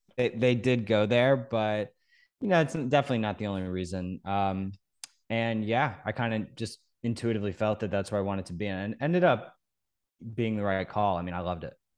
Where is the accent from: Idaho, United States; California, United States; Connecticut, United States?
Connecticut, United States; Norwalk; I grew up in Norwalk, Connecticut on the beach